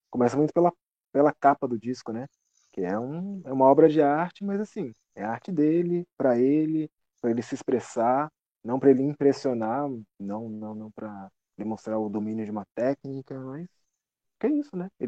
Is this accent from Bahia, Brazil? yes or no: no; São Paulo, Brazil; moved away; also born or lived in Brasília; eu também sou de São Paulo.